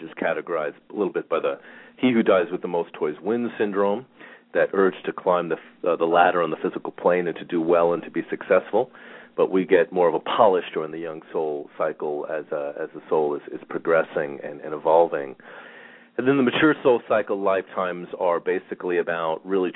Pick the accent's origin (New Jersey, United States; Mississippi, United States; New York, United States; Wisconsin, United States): New York, United States; Long Island; moved away; I grew up on Long Island